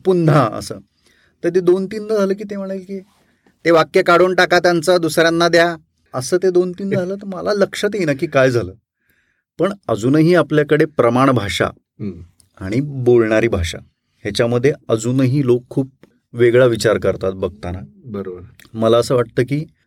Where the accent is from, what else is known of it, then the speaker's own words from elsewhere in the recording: Latur, Maharashtra, India; also born or lived in Kalamb; मी माझं सगळं बालपण सगळं लातूरमध्ये गेलं माझा जन्म कळमचा